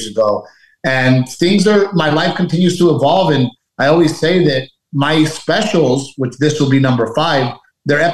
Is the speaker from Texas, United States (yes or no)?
yes; Portland, Texas, United States; moved away as an adult; also born or lived in Los Angeles; we both grew up in Little Gregory, Portland, Texas